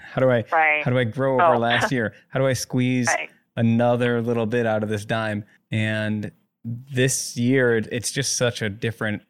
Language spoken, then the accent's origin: English; Egg Harbor, Wisconsin, United States; moved away as an adult; I grew up in Egg Harbor, lived there my first like 20 years basically